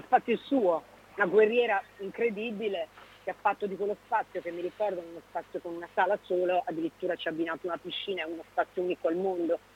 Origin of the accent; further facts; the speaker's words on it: Veneto, Italy; moved away as an adult; ho un'origine veneta e ce l'ho nel sangue, il modo di parlare, il modo di stare è la mia terra